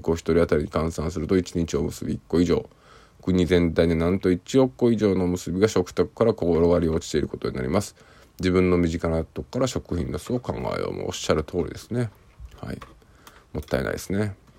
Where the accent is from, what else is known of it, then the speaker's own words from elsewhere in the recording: near Yao, Osaka, Japan; 私の地元の近くに近くって言っても自転車20分ぐらいですけどある高校でしたので